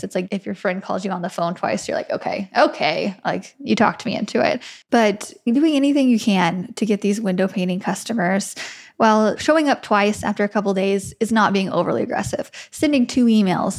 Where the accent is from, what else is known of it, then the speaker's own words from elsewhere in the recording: Wheatland, United States; my hometown of Wheatland, which is maximum 300 people in a very poor area